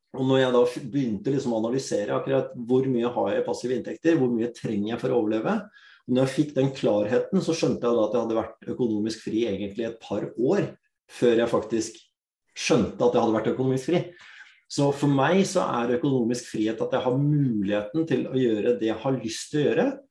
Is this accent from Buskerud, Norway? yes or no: yes; Drammen, Buskerud, Norway; født og oppvokst i Drammen. Opprinnelig, opprinnelig fra India.